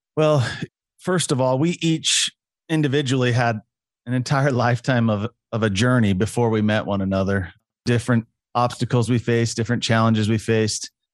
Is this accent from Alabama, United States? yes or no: no; Utah, United States; I'm a Utah boy, Utah native